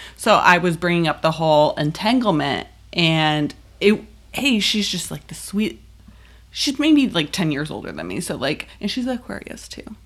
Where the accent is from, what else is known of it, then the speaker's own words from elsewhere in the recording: Buffalo, New York, United States; I'm from Buffalo.